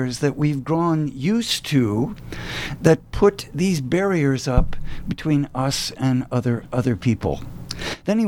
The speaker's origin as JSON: {"language": "English", "region": "the American South", "country": "United States", "said": "as a Southerner"}